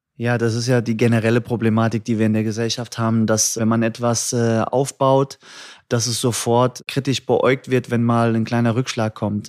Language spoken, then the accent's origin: German; Hattersheim, Hesse, Germany; also born or lived in Frankfurt (Nieder-Eschbach, Höchst, Bockenheim) / Liederbach; geboren im Nordwestkrankenhaus, ersten zwei Lebensjahre in Niedereschbach, dann über Höchst unter Liederbach nach Hattersheim und dann nach Bockenheim